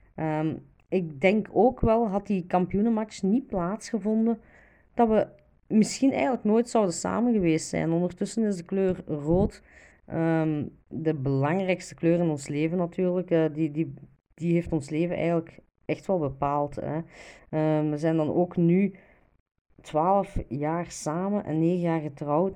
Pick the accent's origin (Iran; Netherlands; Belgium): Belgium; Diest, Flanders; Ik ben zelf afkomstig van Diest